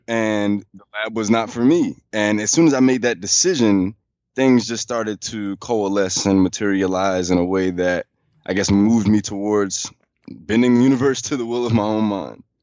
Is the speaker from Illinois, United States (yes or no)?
yes; Chicago, Illinois, United States; moved away as an adult; also born or lived in Charlotte; now in Washington, D.C., United States; I moved away from Chicago